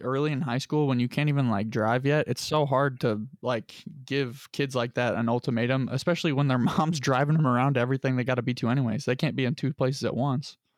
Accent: Lebanon, Indiana, United States; I'm from Lebanon

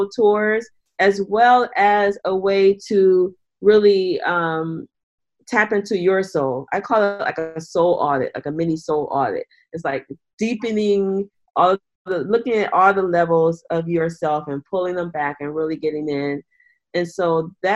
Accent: Detroit, Michigan, United States; in my community where I'm from in Detroit, Michigan

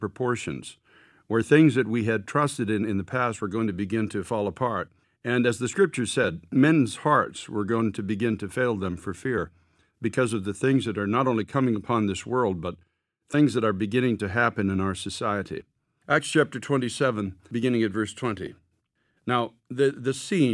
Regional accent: United States

